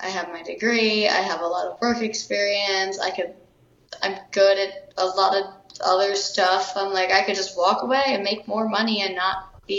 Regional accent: York, Pennsylvania, United States; moved away as an adult; now in Austin, United States; I'm from York, Pennsylvania

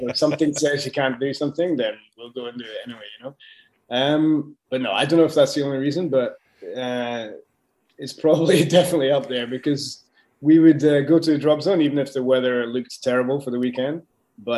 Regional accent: Scotland, United Kingdom; moved away as an adult; also born or lived in France / Dubai; I'm from Scotland, and I'm one of a few skydivers who made it out of Scotland

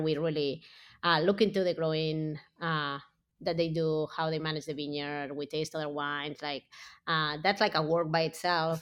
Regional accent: Barcelona, Catalonia, Spain; moved away as an adult; also born or lived in California, United States; now in United States; I grew up in Barcelona as big city

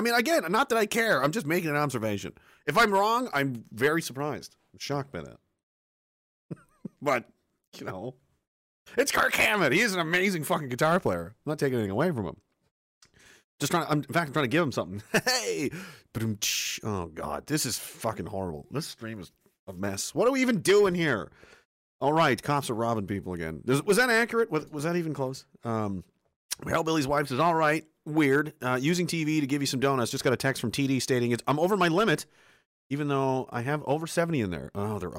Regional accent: Spryfield, Nova Scotia, Canada; And I grew up in Spryfield.

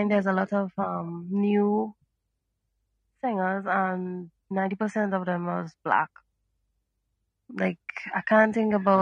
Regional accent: Trinidad & Tobago; I'm from the Caribbean. From Trinidad and Tobago

